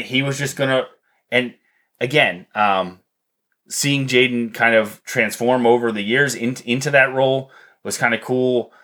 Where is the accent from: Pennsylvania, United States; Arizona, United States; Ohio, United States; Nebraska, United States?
Pennsylvania, United States; Columbia; I grew up in Columbia. There's 2,000 people